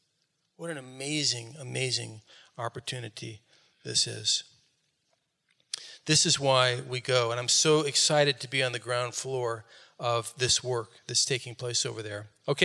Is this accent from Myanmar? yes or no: yes; Rakhine State, Myanmar; I came from Rakhine State and was raised by a very strong Rakhine Buddhist family.